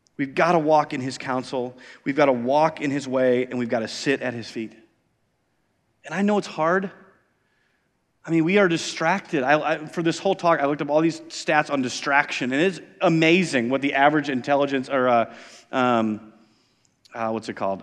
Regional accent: Iowa, United States; moved away; I grew up in Iowa

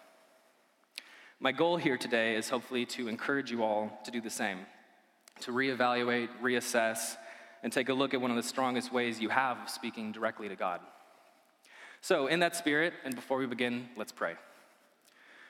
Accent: Idaho, United States; also born or lived in Illinois; I grew up here in Idaho, though I was originally born in Illinois.

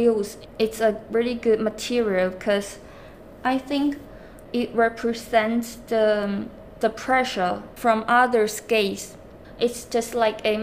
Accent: China; now in London, United Kingdom; I am an outsider from China, when I come into London

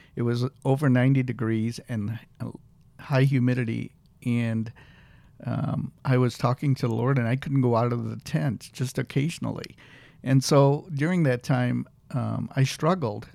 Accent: Peoria, Illinois, United States; also born or lived in Nairobi, Kenya; I lived in Kenya for the first eight years of my life. And my parents were in education. My dad was a professor, and my mom was a principal. They moved to uh, Illinois, Peoria, Illinois. And uh, so most of my life was actually in Illinois

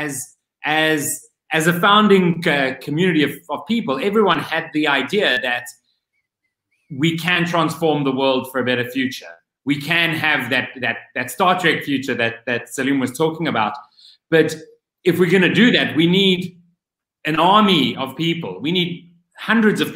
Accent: Cape Town, Western Cape, South Africa; whilst I am back home in my home country, I am still living in an Airbnb because I do not have a full-time home.

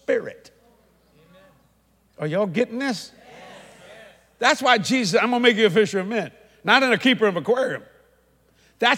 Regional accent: United States; I'm an American

